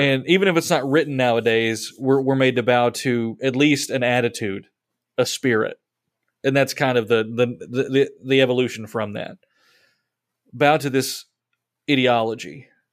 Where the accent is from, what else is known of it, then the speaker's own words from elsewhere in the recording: United States; it's really hard for us to fathom something like that as American Christians